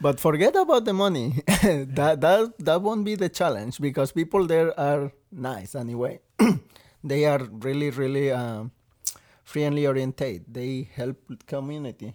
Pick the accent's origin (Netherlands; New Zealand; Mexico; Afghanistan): Mexico; Veracruz; English is a second language; moved away as an adult; also born or lived in Texas / Rhode Island; now in Maine, United States; I come all the way from Mexico, Veracruz, which is all the way at the south